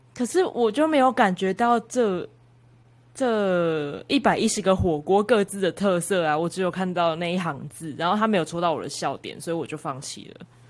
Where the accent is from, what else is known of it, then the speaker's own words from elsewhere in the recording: Kaohsiung, Taiwan; 身为高雄人